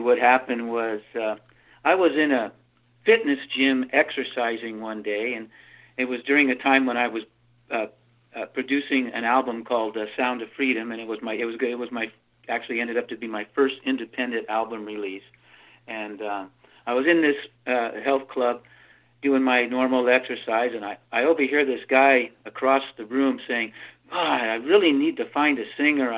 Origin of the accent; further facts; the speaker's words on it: the Redwoods, Northern California, United States; I grew up in the Redwoods, basically, in Northern California